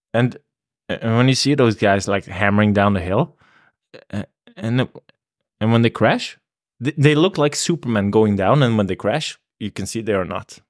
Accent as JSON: {"language": "English", "region": "Oslo", "country": "Norway", "tie": "born or raised there", "said": "I'm from, I grew up in Oslo. I'm a s, uh, I like to call myself a city boy."}